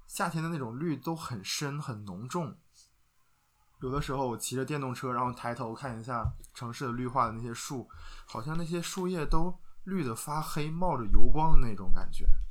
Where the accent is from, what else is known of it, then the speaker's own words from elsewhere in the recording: Northeast China, China; now in Xi'an, China; 虽然我们家在遥远的东北，但是呢，我们是一个美丽的海滨城市